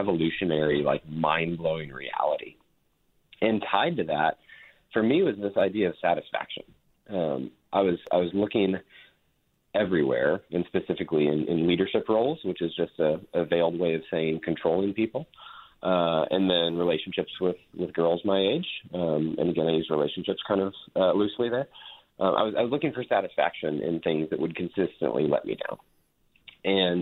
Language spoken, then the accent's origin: English; Texas, United States; I was raised in Texas. We mentioned that I live in Fort Worth.